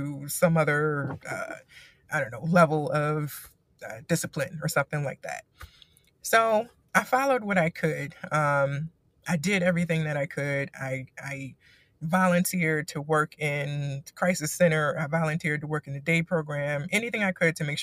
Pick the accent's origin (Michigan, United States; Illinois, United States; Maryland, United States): Maryland, United States; moved away as an adult; I am from Maryland